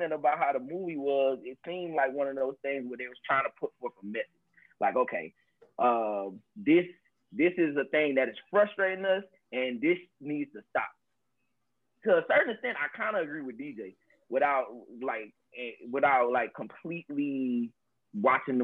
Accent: Georgia, United States; I'm from Georgia

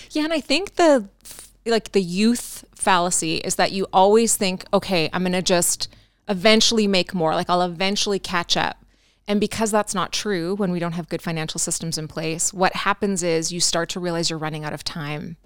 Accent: Canada; I'm a Canadian girl

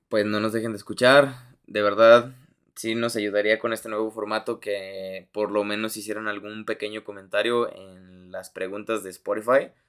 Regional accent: Mexico; tú como mexicano

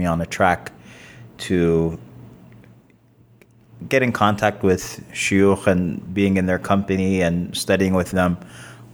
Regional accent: New York City, New York, United States; moved away; also born or lived in Sudan; I grew up mostly in Queens, New York

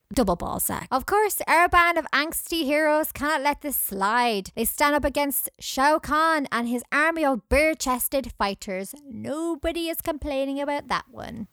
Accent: Scotland, United Kingdom; accent: Scottish; my accent

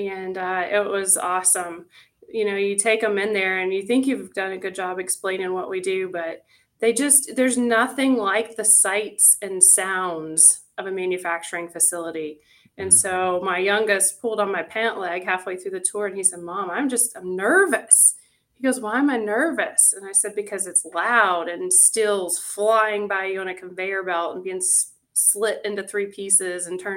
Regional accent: Tennessee, United States; moved away as an adult; now in Erie, United States; a small town girl from a small town in Tennessee, born and raised in the South

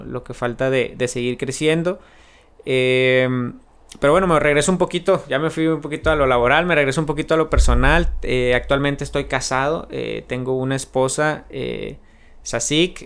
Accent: San Luis Río Colorado, Sonora, Mexico; also born or lived in Phoenix, Arizona; un pueblo pequeño, pero la verdad que, que, me ha visto crecer y me ha dado muchísimo de lo que soy ahorita

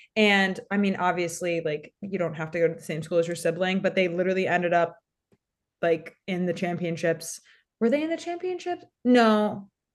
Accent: near Syracuse, New York, United States; my hometown is just forty-five minutes away. from one of the cloudiest cities in America

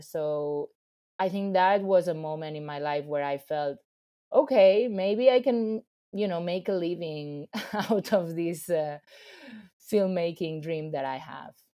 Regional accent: Ibiza, Balearic Islands, Spain; now in New York, United States; I come from a very small place. I'm from Ibiza

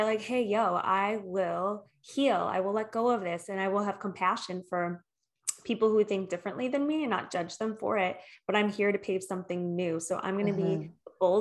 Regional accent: Michigan, United States; I'm from Michigan. I'm from the Midwest

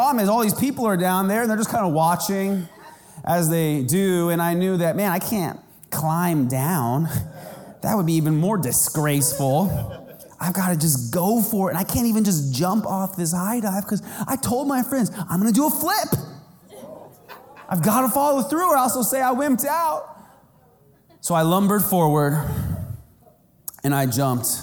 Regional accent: Kansas, United States; I was growing up in Kansas and we had a community pool

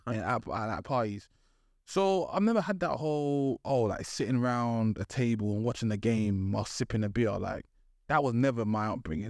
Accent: London, United Kingdom; I grew up in East London.

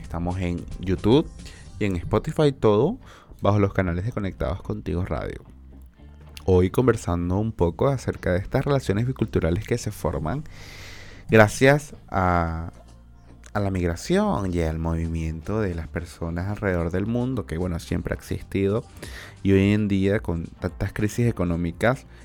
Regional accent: Venezuela; now in Chile; la comunidad migrante más, más grande somos la venezolana

